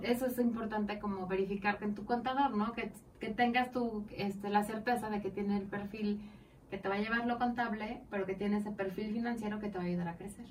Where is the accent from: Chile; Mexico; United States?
Mexico; como mexicanos